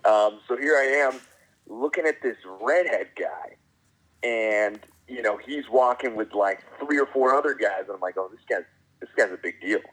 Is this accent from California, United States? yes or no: yes; San Diego, California, United States; moved away as an adult; now in Los Angeles, United States; And before that, I was in San Diego, born and raised in San Diego, and started my news career down there at a very young age.